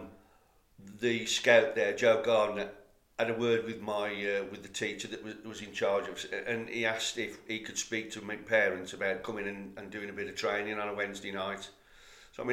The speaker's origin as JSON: {"language": "English", "town": "Cannock", "region": "West Midlands", "country": "United Kingdom", "tie": "born or raised there", "said": "when I was growing up as a lad, you know, I think it's commonly known that I was born in Cannock, and Wolves was my team."}